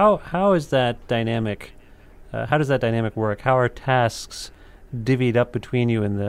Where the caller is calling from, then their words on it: Ontario, Canada; I'm calling from Ontario.